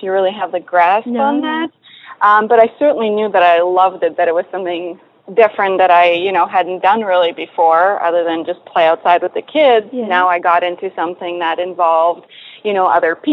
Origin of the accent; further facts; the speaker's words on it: Poland; moved away; I was just a silly little kid growing up in Poland